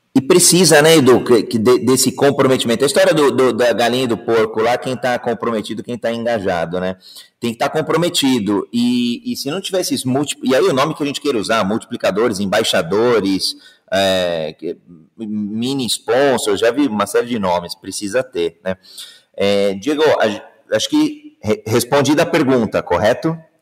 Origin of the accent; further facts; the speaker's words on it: Brazil; Eu sou brasileiro